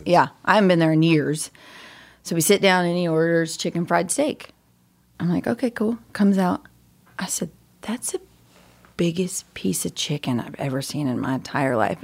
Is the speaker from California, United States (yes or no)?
yes; Cool, California, United States; born and raised California